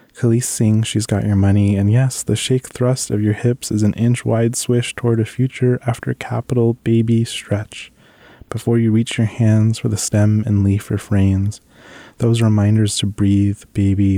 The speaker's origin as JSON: {"language": "English", "town": "San Diego", "region": "California", "country": "United States", "tie": "born or raised there", "lives_now": "Bay Area, United States", "said": "I grew up in San Diego, California, specifically National City and Chula Vista"}